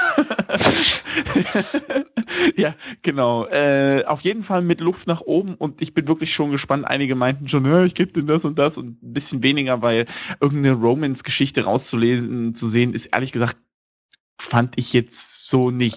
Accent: Germany; bei uns in Deutschland

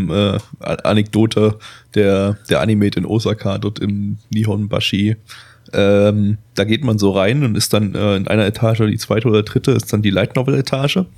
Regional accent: Germany; Das sind so die einzigen Ausländer-Klischees, die man als Deutscher noch witzig finden darf.

